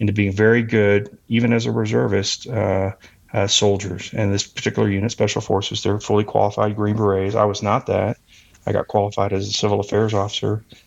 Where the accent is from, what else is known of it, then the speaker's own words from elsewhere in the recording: Texas, United States; moved away; also born or lived in Colorado; I moved to Colorado from Texas, where I'm originally from